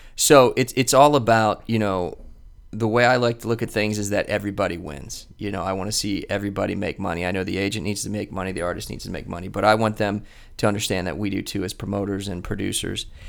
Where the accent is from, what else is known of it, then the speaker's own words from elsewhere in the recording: Columbus, Ohio, United States; also born or lived in Florida; I grew up here in Columbus, um, and I went to Ohio State